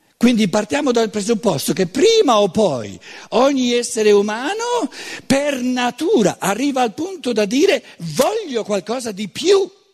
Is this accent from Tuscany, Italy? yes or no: yes; Tuscany, Italy; neanche come toscano